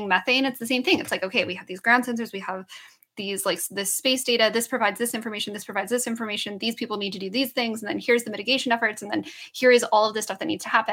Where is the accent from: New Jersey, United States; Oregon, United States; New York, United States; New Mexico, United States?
New Mexico, United States; Southern; I grew up in Southern New Mexico